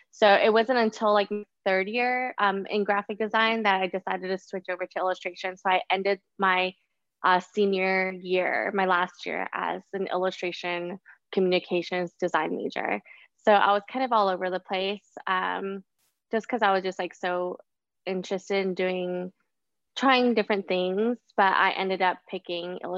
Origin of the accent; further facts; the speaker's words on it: Austin, Texas, United States; now in Brooklyn, United States; Um I am an illustrator, muralist, curator of all sorts of things. I'm from Austin and now living in Brooklyn, New York.